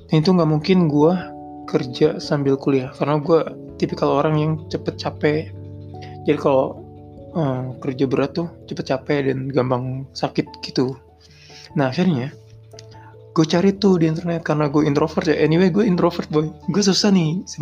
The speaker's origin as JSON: {"language": "Indonesian", "town": "Indramayu", "region": "West Java", "country": "Indonesia", "moved": "as an adult", "lives_now": "Jakarta, Indonesia", "said": "Gue ngerantau. Jadi gue dari Indramayu merantau ke Jakarta dan menurut gue itu pertama kali gue ke Jakarta"}